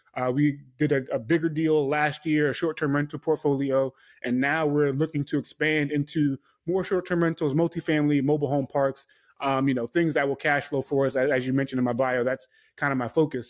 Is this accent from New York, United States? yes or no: yes; New York City, New York, United States; I'm from New York, from Queens, New York, Hollis, Queens